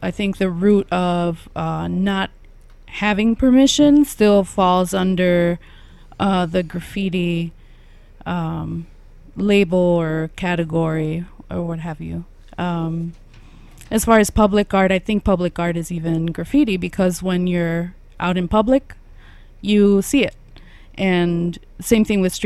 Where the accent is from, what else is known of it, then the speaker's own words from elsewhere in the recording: Chicago, Illinois, United States; I grew up here in Little Village